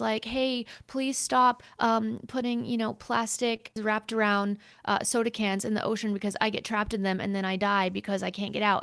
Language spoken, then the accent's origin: English; United States; I'm from the United States